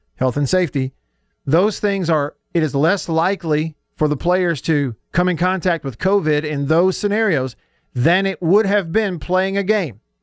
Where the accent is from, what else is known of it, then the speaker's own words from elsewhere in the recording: Russellville, United States; Every kid growing up in Russellville wanted to be number two.